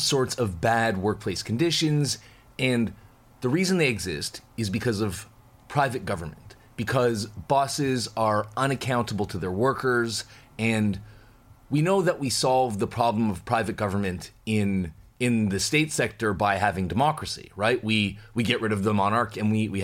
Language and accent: English; Canada; I'm Canadian